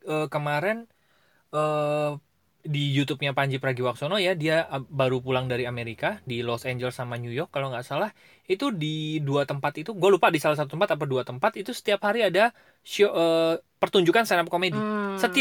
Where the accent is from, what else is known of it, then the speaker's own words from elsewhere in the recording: Cilegon, Banten, Indonesia; karena gue baru deket ke komunitas uh, daerah gue lah ya Cilegon